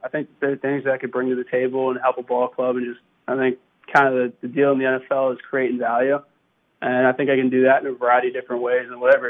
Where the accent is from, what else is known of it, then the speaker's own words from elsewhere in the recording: Maryland, United States; I mean, I was from Maryland, so I was a Ravens fan when I was little.